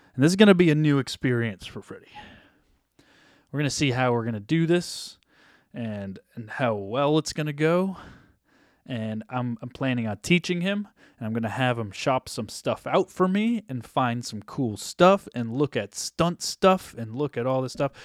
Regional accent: New Hampshire, United States; now in Los Angeles, United States; I grew up in New Hampshire, but live in LA.

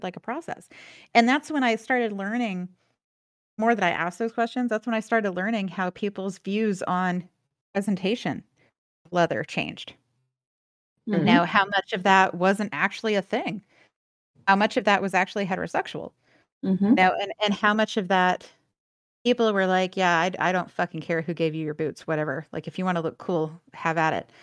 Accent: the South, United States; now in Los Angeles, United States; growing up in the South

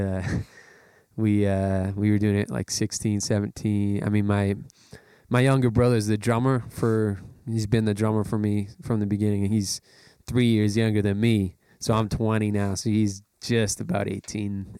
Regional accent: Canada; as a Canadian citizen

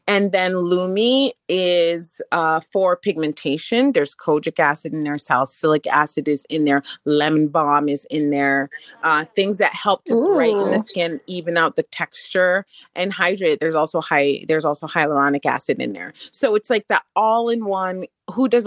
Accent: Jamaica; I'm Jamaican, so hibiscus is something we drank normally growing up

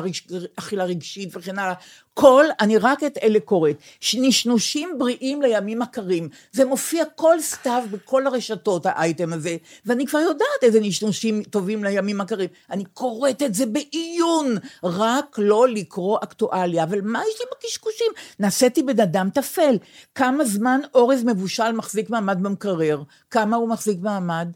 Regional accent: Israel; אני ישראלית ויהודייה

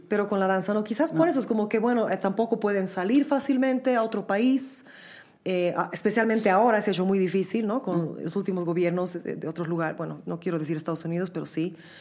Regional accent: Bolivia; moved away as an adult; also born or lived in New York, United States; nosotros como bolivianos

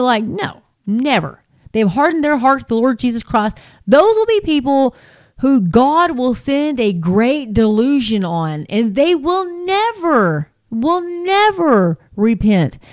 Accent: between Hart and Nazareth, Texas, United States; I'm, in between Hart and Nazareth, Texas. That's where I'm from. That's where I'm at now. But um, that's where I was raised.

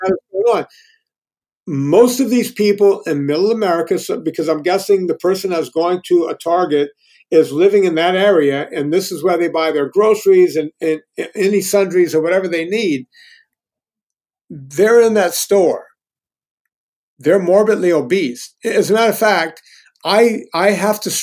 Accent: Louisiana, United States; moved away as an adult; also born or lived in Los Angeles, United States; now in Virginia, United States; I grew up in the Deep South

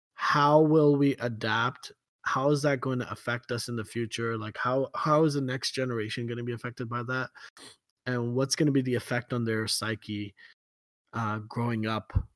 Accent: Kuwait; growing up in Kuwait

